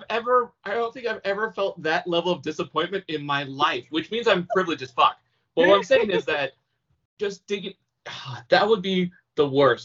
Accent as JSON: {"language": "English", "region": "California", "country": "United States", "said": "as a Californian"}